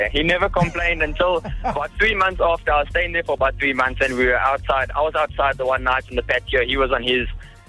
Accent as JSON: {"language": "English", "town": "Carltonville", "region": "Gauteng", "country": "South Africa", "said": "A small town called Carltonville."}